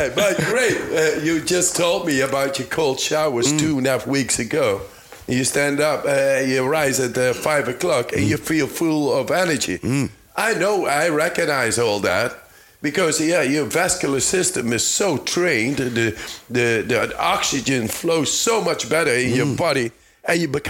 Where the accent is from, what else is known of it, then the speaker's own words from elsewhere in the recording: Netherlands; I'm from the Netherlands